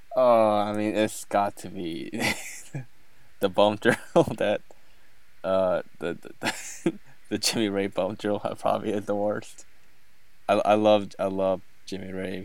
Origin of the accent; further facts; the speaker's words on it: South Korea; now in United States; I am an immigrant from South Korea. I don't have a citizenship yet.